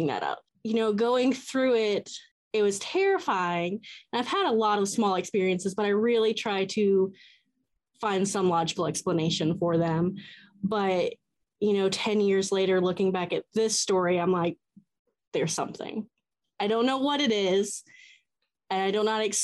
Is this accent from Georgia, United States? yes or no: yes; Atlanta, Georgia, United States; I am from Atlanta